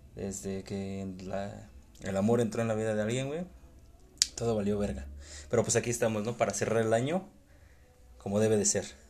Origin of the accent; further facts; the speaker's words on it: Mexico; siendo mexicano